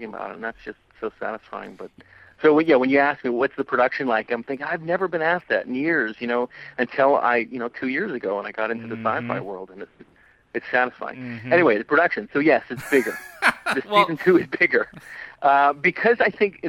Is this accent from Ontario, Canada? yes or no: no; Alberta, Canada; now in Vancouver, Canada; I grew up in Alberta